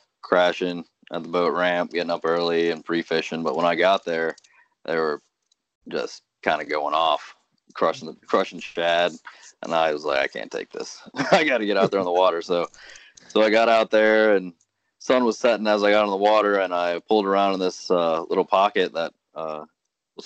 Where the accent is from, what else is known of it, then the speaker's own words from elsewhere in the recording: Cincinnati, Ohio, United States; I grew up here in Cincinnati, and my mom's from Corinth, Mississippi.